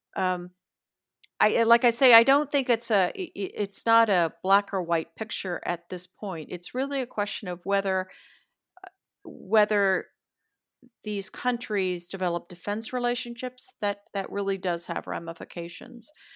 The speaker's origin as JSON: {"language": "English", "country": "United States", "said": "as an American woman, as an American diplomat"}